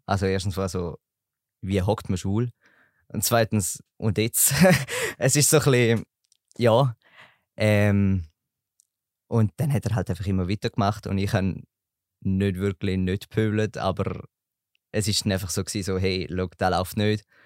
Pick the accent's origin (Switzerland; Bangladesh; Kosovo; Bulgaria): Switzerland; Eastern Switzerland; komme aus der Ostschweiz